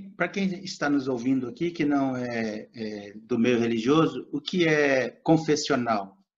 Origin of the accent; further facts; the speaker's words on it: gateway to Guimarães Rosa's sertão, Minas Gerais, Brazil; Eu nasci numa colônia de pescadores nas margens do Rio São Francisco, na porta de entrada dos grandes sertões do Guimarães Rosa.